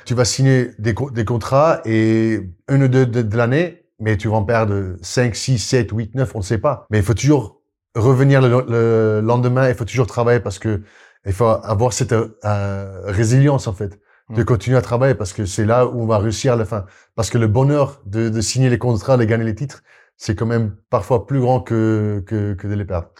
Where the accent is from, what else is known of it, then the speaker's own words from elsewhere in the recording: South Africa; French is a second language; moved away as an adult; also born or lived in Brive, France / Castres, France / Paris region, France; now in France; je suis sud-africain qui, mm. qui est arrivé, donc j'ai pas au début pas compris la culture, je parlais pas français